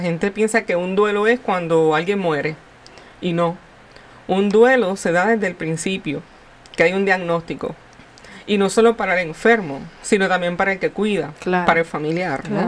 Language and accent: Spanish; Puerto Rico; como buen puertorriqueño